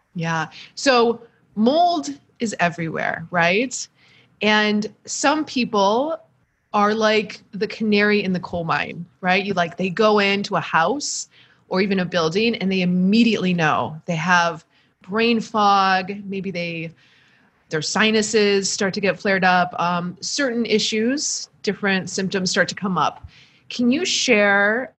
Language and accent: English; Michigan, United States; a Midwesterner from All Michigan